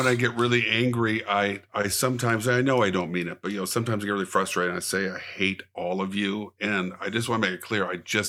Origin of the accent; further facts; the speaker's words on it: Arkansas, United States; born there; Oh, I was such a huge fan of this. I was born in Arkansas. Kid.